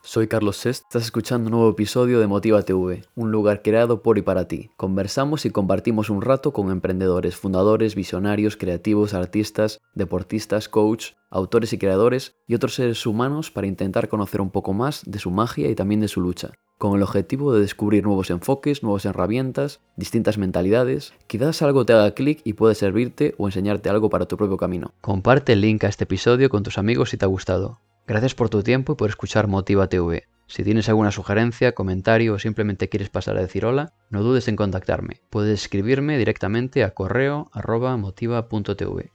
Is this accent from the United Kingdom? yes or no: no; Spain; como español y, pequeño emprendedor